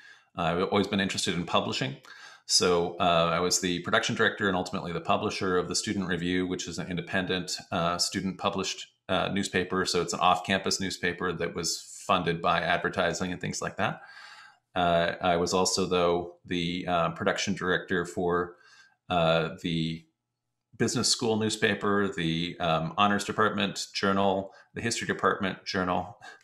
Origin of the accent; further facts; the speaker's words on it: United States; people thought I was from Germany, you know, but anyway, which was just fun because they didn't believe I was American anyway